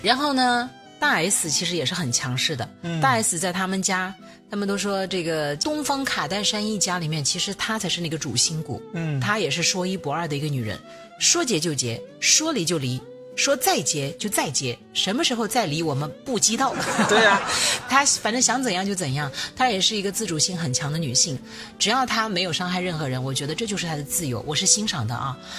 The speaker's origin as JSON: {"language": "Chinese", "town": "Shenzhen", "region": "Guangdong", "country": "China", "said": "我们深圳人大部分都还是很务实、很低调"}